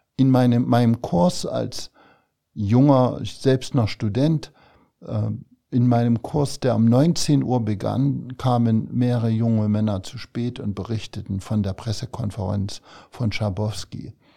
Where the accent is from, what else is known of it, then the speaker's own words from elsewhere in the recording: Thuringia, Germany; moved away as an adult; also born or lived in Zwickau, Saxony / Gera / Jena; now in Saarland, Germany; Ich bin in Thüringen aufgewachsen und habe bis zu meinem 28. Lebensjahr in der DDR gelebt vor allem eben im Raum Gera, Jena.